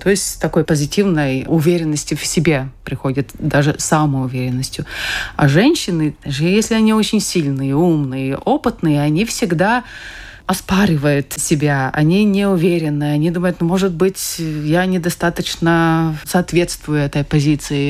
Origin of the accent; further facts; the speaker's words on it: Kuldīga, Kuldīga Municipality, Latvia; я сама из Кулдыги, я занималась шахматами